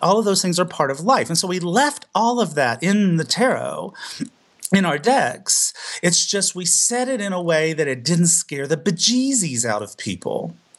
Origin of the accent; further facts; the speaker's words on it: the South, United States; I was still growing up in the South